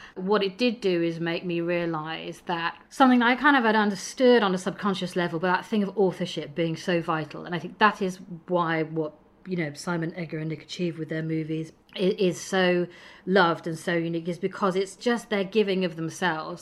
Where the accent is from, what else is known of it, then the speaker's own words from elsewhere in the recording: Midlands, United Kingdom; moved away as an adult; now in London, United Kingdom; I travelled south from growing up in the Midlands.